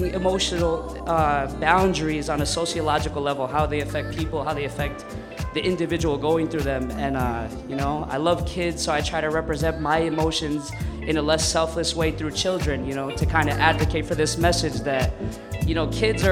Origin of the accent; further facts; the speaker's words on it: Brentwood, New York, United States; also born or lived in Port Washington, New York; I am from Long Island, New York, a little town on the map called Brentwood